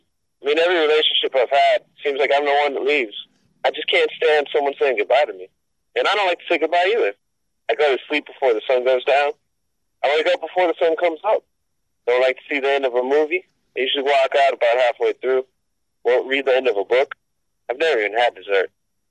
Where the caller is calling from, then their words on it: Montreal, Quebec, Canada; I'm calling from Montreal, Canada.